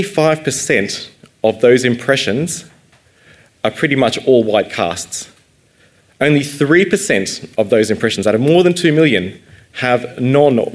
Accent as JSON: {"language": "English", "country": "Australia", "also_born_or_lived": "London", "said": "I'm half Malaysian Indian, half British, and 100% Australian"}